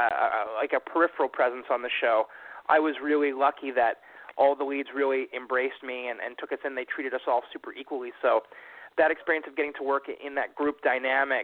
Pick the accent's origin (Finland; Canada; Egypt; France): Canada; that is my hometown up here in Canada